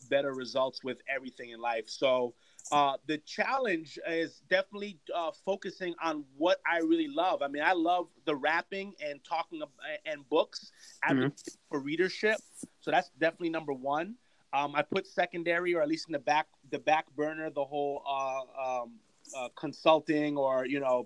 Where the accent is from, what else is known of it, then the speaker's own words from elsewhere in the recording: Yonkers, New York, United States; also born or lived in Brooklyn, New York; I was born in Brooklyn and then I was raised in Yonkers